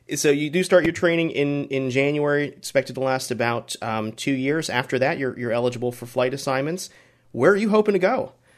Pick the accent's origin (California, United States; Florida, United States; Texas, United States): Florida, United States; I, I grew up in Florida.